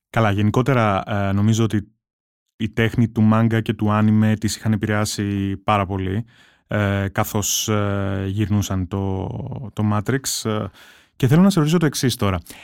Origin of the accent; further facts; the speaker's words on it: Rhodes, South Aegean, Greece; εγώ μεγάλωσα στη Ρόδο